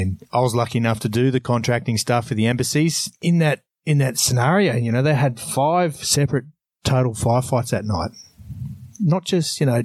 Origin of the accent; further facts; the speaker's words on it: Australia; I am Australian